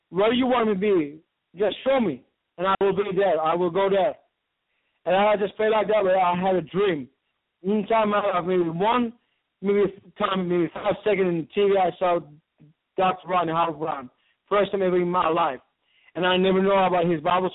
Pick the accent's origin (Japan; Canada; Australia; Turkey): Turkey; Istanbul; I'm from Istanbul, Turkey. I born and raised from there